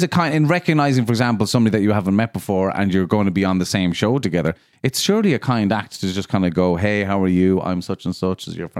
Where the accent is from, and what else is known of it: Ireland